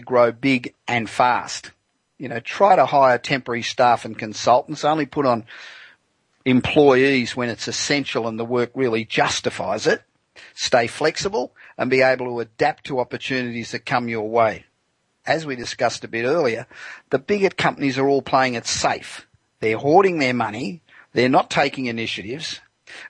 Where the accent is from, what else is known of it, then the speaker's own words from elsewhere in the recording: Los Angeles, California, United States; Coming to you again from my hometown of Los Angeles